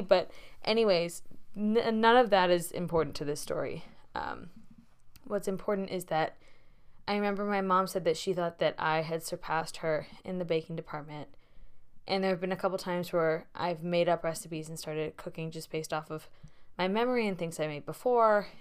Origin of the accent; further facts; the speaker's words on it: Bay Area, California, United States; moved away as an adult; now in Boston, United States; as someone who has grown up in the Bay Area for most of her life